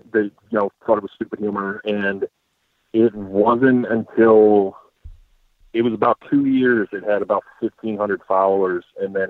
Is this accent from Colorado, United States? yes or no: no; Albany, New York, United States; growing up in Albany, we're kind of right in a melting pot of Giants, Jets, and Bills. We're 3 hours from MetLife, and we're 4 hours from Buffalo.